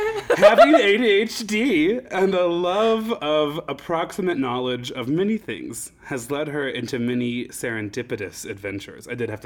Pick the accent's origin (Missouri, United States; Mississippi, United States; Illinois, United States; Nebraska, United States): Nebraska, United States; well, I was queer in Nebraska in 2010, so I think I kind of get to make the call on that one.